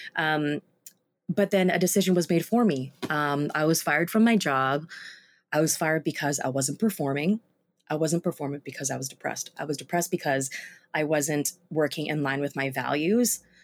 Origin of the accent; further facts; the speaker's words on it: Vancouver, British Columbia, Canada; was based in Vancouver, my hometown